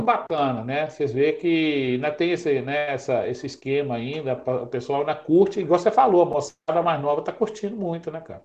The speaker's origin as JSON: {"language": "Portuguese", "town": "Belo Horizonte", "region": "Minas Gerais", "country": "Brazil", "tie": "born or raised there", "said": "nascido lá no Tirol"}